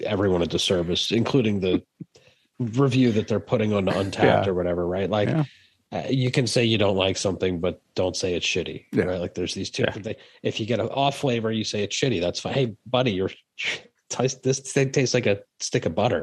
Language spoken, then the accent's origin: English; Northeast, United States; I'm from the Northeast